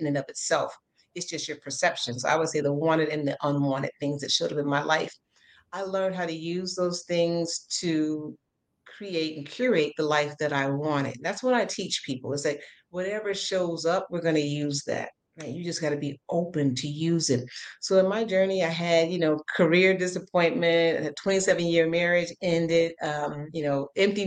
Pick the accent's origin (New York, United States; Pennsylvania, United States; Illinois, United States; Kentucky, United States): Illinois, United States; Chicago; I'm from the South Side of Chicago originally